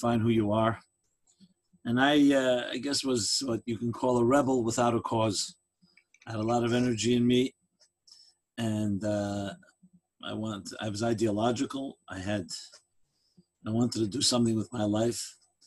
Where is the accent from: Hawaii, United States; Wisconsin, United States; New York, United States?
New York, United States; New York City; I grew up in Crown Heights, USA.